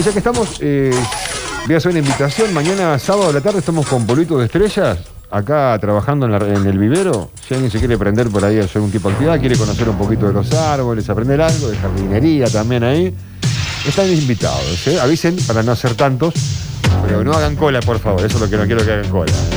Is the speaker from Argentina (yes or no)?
yes; Argentina; así somos los argentinos.